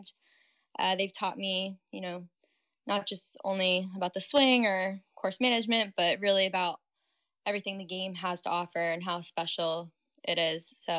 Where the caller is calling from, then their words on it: St Andrews, Scotland, United Kingdom; I'm currently in my flat in St. Andrews, Scotland, looking out at the Firth of Forth, part of the North Sea, and the Old Course.